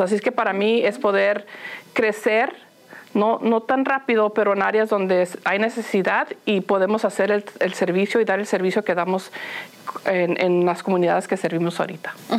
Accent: Los Angeles, California, United States; first language Spanish; moved away; also born or lived in Phoenix, Arizona; crecí, en Los Ángeles y como mencionas, íbamos mucho a Tijuana porque ahí vivían mis abuelos

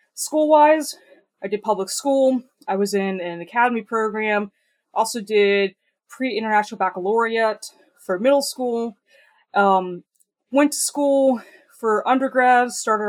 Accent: Virginia Beach, Virginia, United States; also born or lived in Baltimore, Maryland; now in DC metro area, United States; I'm originally from Hampton Roads, Virginia. Spent a lot of time around Baltimore, Maryland. Like to joke that I grew up as a dual citizen of Virginia Beach and Baltimore, because there were aspects of both cities that I really liked. Currently, I'm in the DC metro area

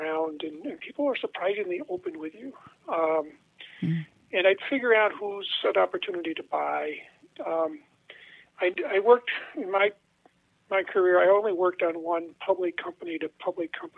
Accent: Western Martin County, southwest Minnesota, United States; I'm from Western Marin County, which is where I-90 crosses the southern tier of counties in the southwest part of the state.

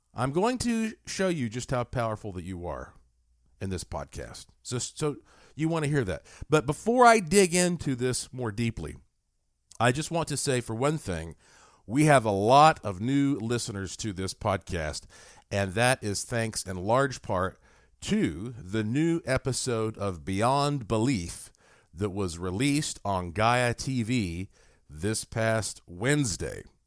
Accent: United States; also born or lived in Las Vegas, Nevada; I'm an American and I am broadcasting to you here from Las Vegas, Nevada.

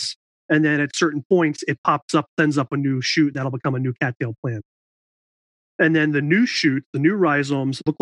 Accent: New York, United States; I grew up in New York, and I went to college at SUNY New Paltz

